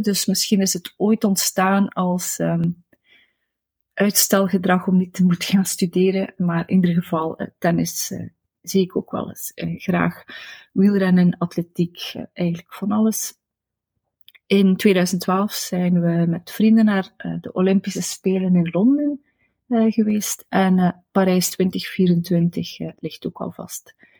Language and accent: Dutch; Destelbergen, Flanders, Belgium; Destelbergen, waar ik ben opgegroeid